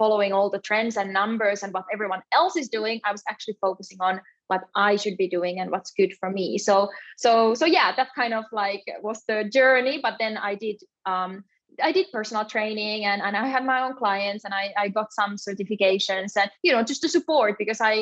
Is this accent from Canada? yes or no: no; Finland; also born or lived in south of Spain; now in Spain; I'm originally from Finland, but yeah, I live in the south of Spain